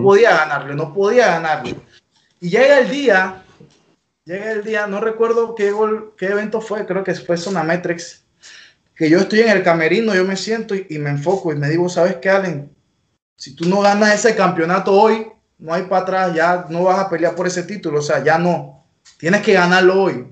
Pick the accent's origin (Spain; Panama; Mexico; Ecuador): Panama; La Chorrera, Panamá Oeste; Yo vivo aquí en La Chorrera, por eso soy …, es lo que represento y es lo que soy